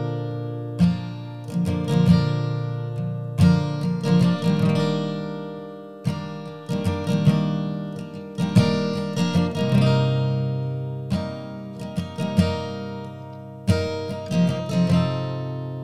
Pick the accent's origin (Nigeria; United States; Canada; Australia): United States; Maine; moved away as an adult; also born or lived in upstate New York / California; now in Ann Arbor, United States; I was born in Maine, but then right after I was born, my parents left